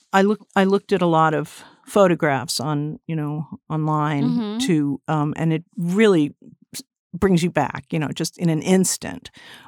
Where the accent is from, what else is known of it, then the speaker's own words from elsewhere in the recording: Westport, Connecticut, United States; I grew up in Westport, Connecticut, a suburb, and I used to come in all the time